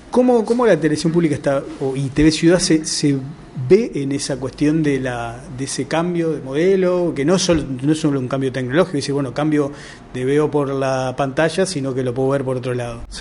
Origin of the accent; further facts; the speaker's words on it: Montevideo, Uruguay; somos los montevideanos.